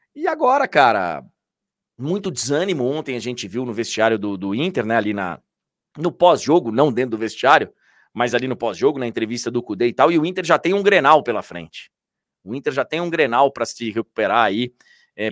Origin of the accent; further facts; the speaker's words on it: Brazil; eu estou falando como brasileiro